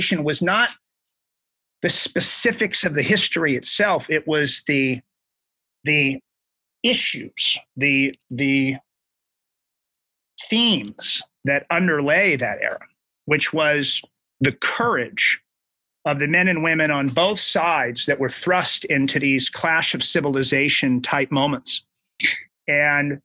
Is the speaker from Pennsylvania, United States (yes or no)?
no; Southern California, United States; born or raised there